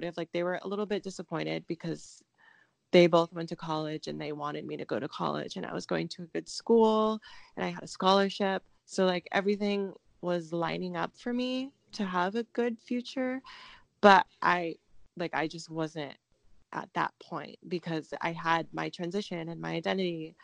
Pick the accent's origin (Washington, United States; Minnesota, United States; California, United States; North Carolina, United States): Washington, United States; Seattle; I got a scholarship to go to Seattle University, which is where I grew up in Washington